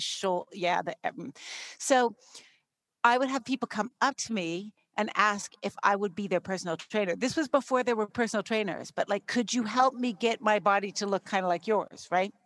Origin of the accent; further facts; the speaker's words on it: Canada; I grew up in Canada